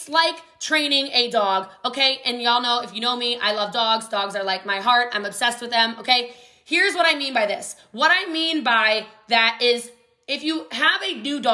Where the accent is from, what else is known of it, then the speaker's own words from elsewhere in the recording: Hawaii, United States; I'm Hawaiian